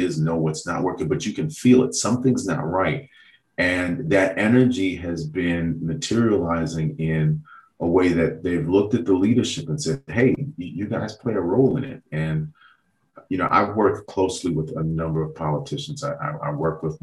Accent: New York City, New York, United States; I grew up in Southeast Queens and in Jamaica.

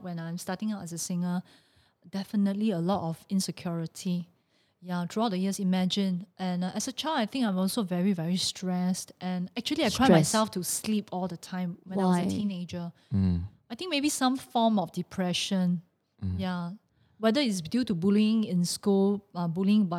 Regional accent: Singapore; I was from Raffles Girls Primary School

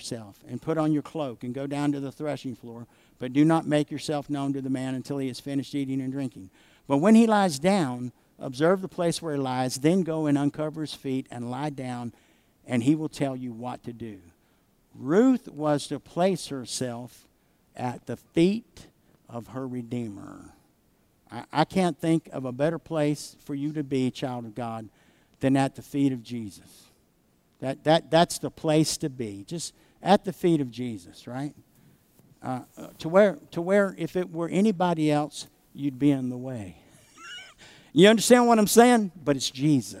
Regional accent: the South, United States; I grew up in the South where oak trees grow

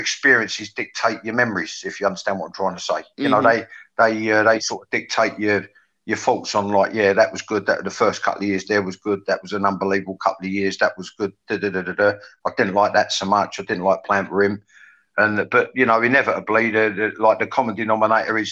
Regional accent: London, United Kingdom; also born or lived in East End, London; I grew up in North London, but after being born in the East End

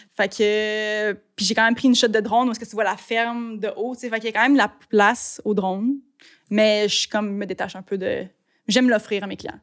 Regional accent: Blainville, Quebec, Canada; now in Sainte-Anne-des-Lacs, Canada; J'ai grandi à Blainville, en banlieue. Puis là, j'habite à Sainte-Anne-des-Lacs.

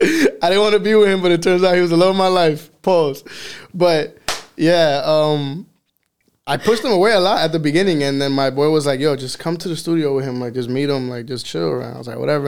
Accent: Miami, Florida, United States; accent: Miami; I was born here in Miami in Jackson Hospital

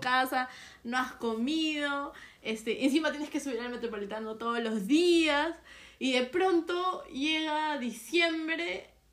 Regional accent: Peru; no somos ciudadanos de Perú, sino hasta cumplir 18 años

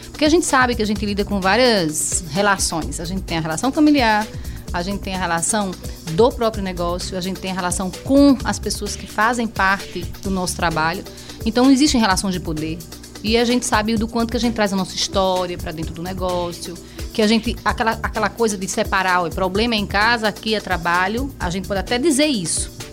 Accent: Penedo, Alagoas, Brazil; eu sou alagoana, mas penedense com muito orgulho, viu?

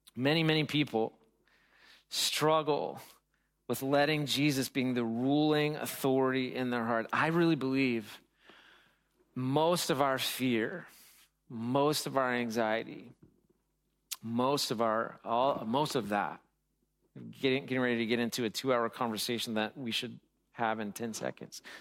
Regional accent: United States; I'm American

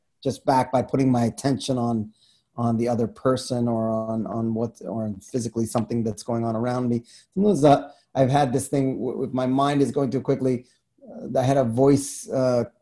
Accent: New York City, New York, United States; I grew up in Queens

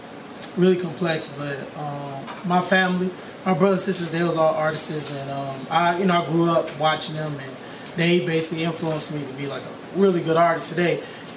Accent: Richmond, Virginia, United States; I'm from Richmond, Virginia.

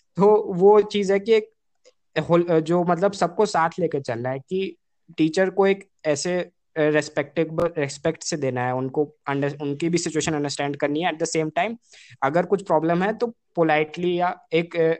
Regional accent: India; we as a Indians मतलब बचपन से ही वी हैव बीन मल्टीलिंगुअल

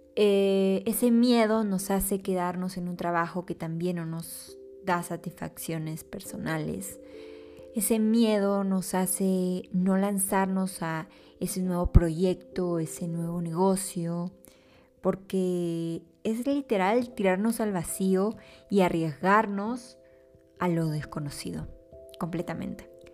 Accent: Peru; mi país

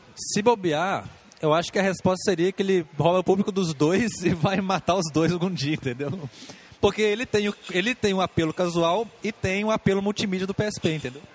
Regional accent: Brazil; Eu, como bom brasileiro

